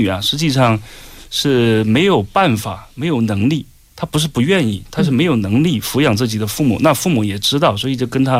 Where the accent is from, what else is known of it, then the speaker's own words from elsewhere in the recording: China; 我就给他解释，说我们中国人的责任感很强